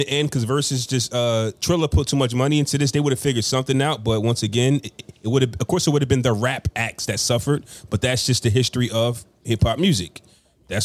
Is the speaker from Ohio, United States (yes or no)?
yes; Ohio, United States; born there; I was born in Ohio.